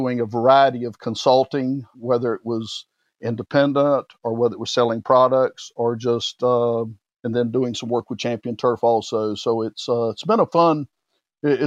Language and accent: English; Pinehurst, North Carolina, United States; I had the opportunity of growing up in the Pinehurst area